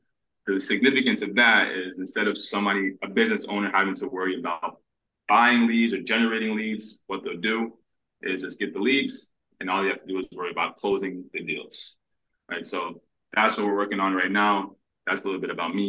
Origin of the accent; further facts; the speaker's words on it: Paterson, New Jersey, United States; I'm born and raised in Paterson, New Jersey.